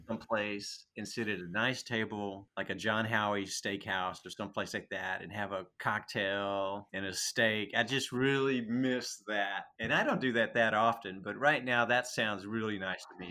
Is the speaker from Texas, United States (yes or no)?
yes; Texas, United States; now in Seattle, United States; I've lived in Seattle forever, but I grew up in Texas